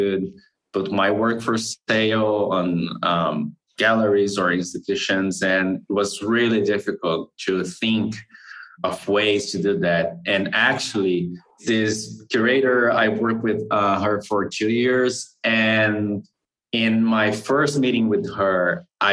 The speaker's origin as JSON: {"language": "English", "country": "Brazil", "said": "I'm from Brazil."}